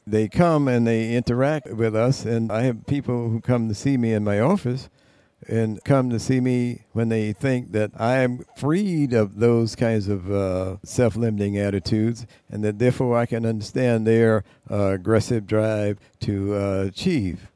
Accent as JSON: {"language": "English", "country": "United States", "said": "being a American black person"}